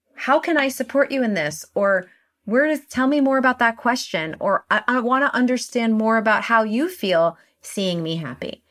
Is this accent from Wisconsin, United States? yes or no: no; New York City, New York, United States; I live in New York City and I grew up in New York City